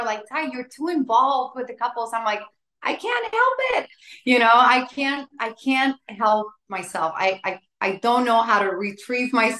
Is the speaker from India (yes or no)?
no; San Juan, Puerto Rico; now in Central Florida, United States; I was born and raised in San Juan, Puerto Rico.